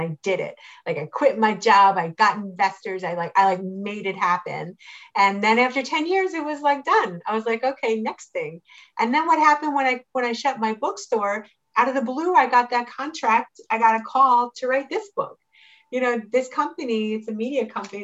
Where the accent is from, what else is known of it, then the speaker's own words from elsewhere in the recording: Pikesville, Maryland, United States; moved away as an adult; also born or lived in Tel Aviv, Israel / Jerusalem, Israel / Reisterstown, Maryland; I grew up in Pikesville and then I went and I lived in Israel for a long time